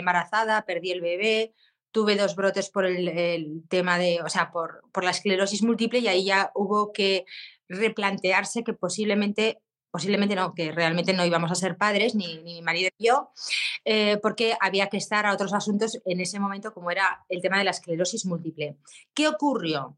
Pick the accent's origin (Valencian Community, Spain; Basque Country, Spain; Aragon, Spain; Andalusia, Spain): Aragon, Spain; Zaragoza; soy de Zaragoza